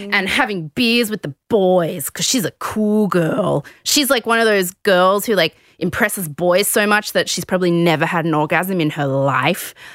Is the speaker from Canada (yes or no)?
no; Sydney, New South Wales, Australia; I grew up in the West.